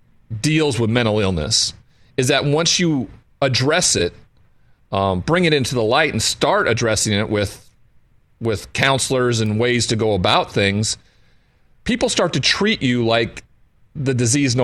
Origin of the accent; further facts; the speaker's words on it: Montana, United States; I grew up in Montana in a cowboy culture where there wasn't anybody that showed vulnerability.